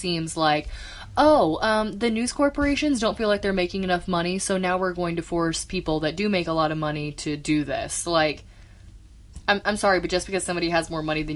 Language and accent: English; United States; me as an American